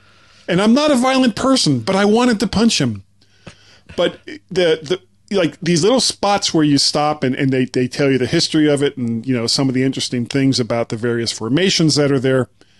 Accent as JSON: {"language": "English", "region": "Florida", "country": "United States", "said": "I'm from Florida."}